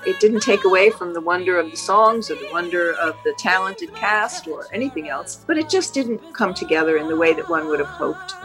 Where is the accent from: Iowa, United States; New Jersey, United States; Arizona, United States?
New Jersey, United States; I grew up in New Jersey